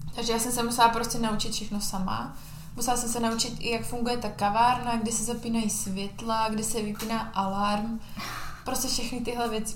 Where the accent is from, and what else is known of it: Czechia; also born or lived in Spain